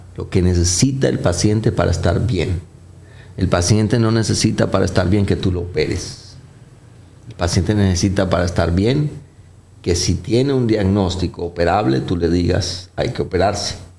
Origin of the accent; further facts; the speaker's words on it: Colombia; now in Dominican Republic; Yo soy colombiano, no, no tengo el acento arrastrado, paisa, clásico de muchos de ustedes que han pasado por allá